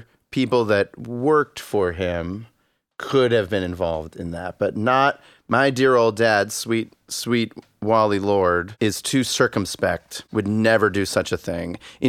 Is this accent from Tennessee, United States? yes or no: no; Miami, Florida, United States; moved away; I grew up in the Seattle of Florida, Miami.